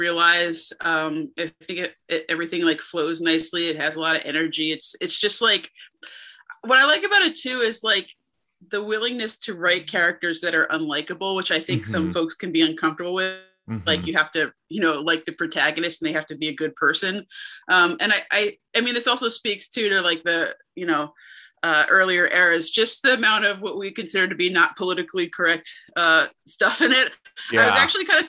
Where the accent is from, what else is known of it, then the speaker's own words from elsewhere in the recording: New Jersey, United States; I grew up in New Jersey